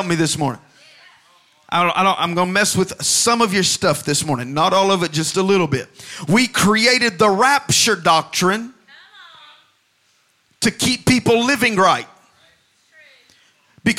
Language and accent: English; Alabama, United States; I grew up in Alabama